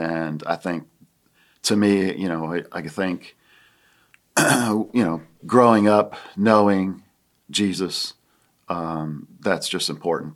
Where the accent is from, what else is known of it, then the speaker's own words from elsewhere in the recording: Williamsport, Pennsylvania, United States; moved away as an adult; also born or lived in Akron, Ohio; now in Greenville, United States; grew up in Williamsport, Pennsylvania. That's my hometown